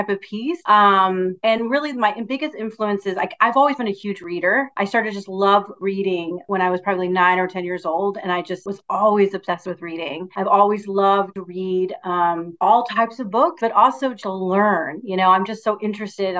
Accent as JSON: {"language": "English", "town": "Houston", "region": "Texas", "country": "United States", "tie": "born or raised there", "also_born_or_lived": "West Virginia", "said": "I grew up in Houston"}